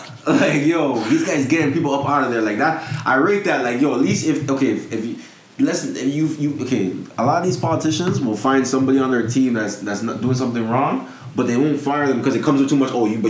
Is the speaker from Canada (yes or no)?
yes; Toronto, Ontario, Canada; I'm from Toronto